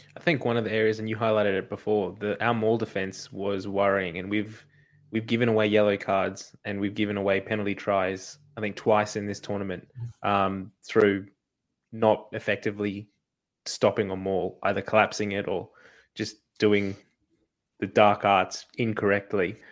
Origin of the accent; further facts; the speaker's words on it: Australia; as an Australian